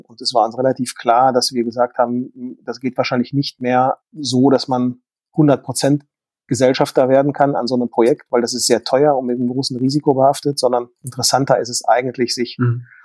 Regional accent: Dortmund, North Rhine-Westphalia, Germany; ich bin ja sozusagen äh, ein Kind des Ruhrgebietes

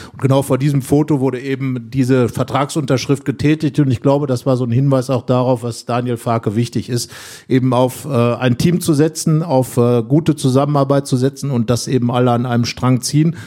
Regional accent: North Rhine-Westphalia, Germany; der als Westfale natürlich extrem emotional ist, das ist klar. Und ähm, bin ich selber auch

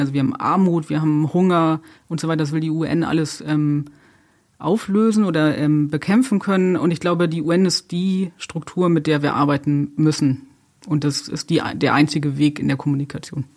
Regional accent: Germany; bei uns in Deutschland

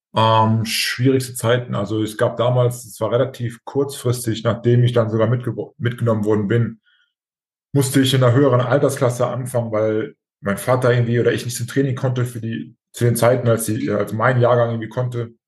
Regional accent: Germany; bei uns in Deutschland

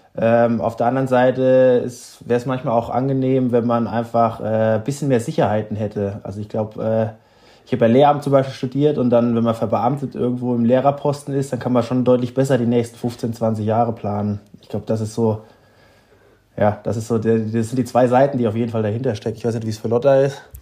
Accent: Hesse, Germany; ich bin ja in Hessen aufgewachsen

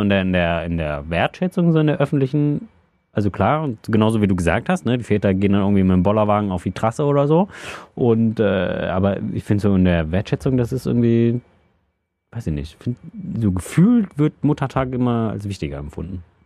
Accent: Solingen, North Rhine-Westphalia, Germany; moved away as an adult; also in Solingen komme ich ja äh, gebürtig her

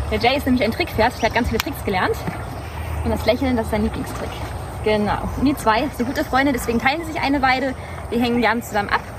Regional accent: Germany; now in Australia; Ursprünglich komme ich aus Deutschland, ich bin da aufgewachsen

